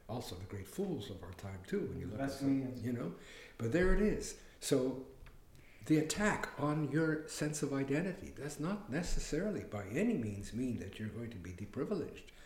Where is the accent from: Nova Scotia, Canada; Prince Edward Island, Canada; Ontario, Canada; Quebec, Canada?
Quebec, Canada; Sainte-Agathe; I mean, I grew up in Sainte-Agathe. I couldn't swim in certain beaches, no Jews allowed. This is what I grew up with.